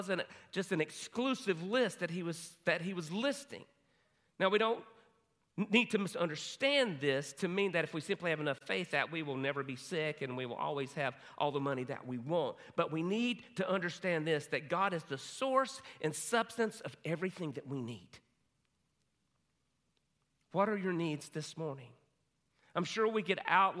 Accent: Hudson, United States; my hometown, Hudson

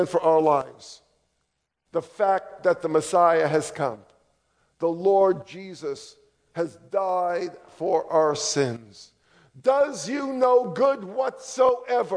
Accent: New York, United States; now in Charlotte, United States; I grew up in New York, but I repented all the way down to Charlotte

